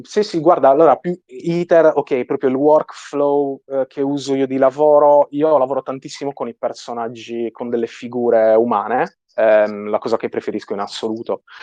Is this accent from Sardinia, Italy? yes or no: yes; Sardinia, Italy; accent: Sardinian; sono sardo, il mio accento spicca parecchio